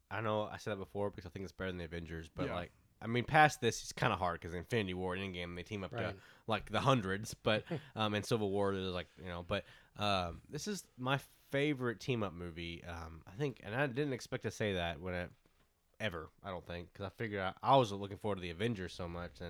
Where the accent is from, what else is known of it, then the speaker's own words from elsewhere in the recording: the South, United States; we're from the South.